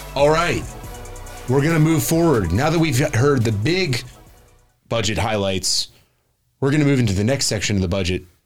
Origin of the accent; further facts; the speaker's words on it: Florida, United States; we're all from Florida